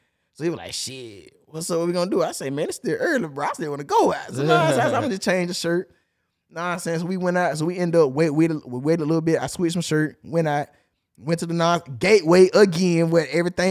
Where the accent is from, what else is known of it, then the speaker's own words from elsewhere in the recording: Chicago, Illinois, United States; Man, you know what I'm from Chicago. I'm a GD, you know what I'm saying?